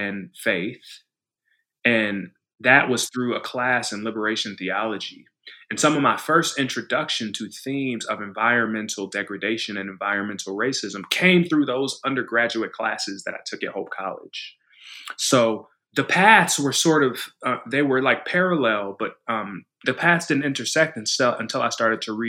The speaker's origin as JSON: {"language": "English", "town": "Evanston", "region": "Illinois", "country": "United States", "tie": "born or raised there", "said": "So I grew up in Evanston, Illinois. So that's where I was born, which is it's a town just north of Chicago"}